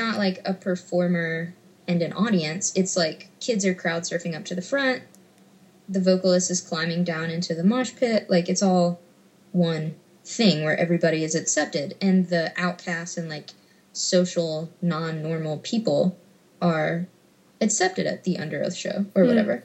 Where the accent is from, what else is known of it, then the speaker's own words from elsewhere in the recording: Memphis, Tennessee, United States; I grew up in Memphis